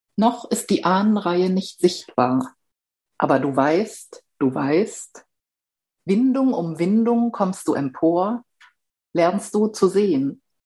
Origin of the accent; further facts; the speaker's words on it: Southern Black Forest, Baden-Württemberg, Germany; moved away; Ich bin im Südschwarzwald aufgewachsen